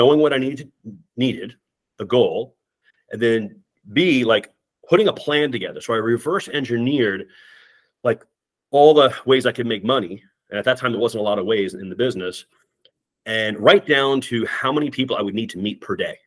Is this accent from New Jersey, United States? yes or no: no; Long Island, New York, United States; moved away as an adult; also born or lived in Connecticut / Northern Virginia; now in Minnesota, United States; I'm actually from Long Island, New York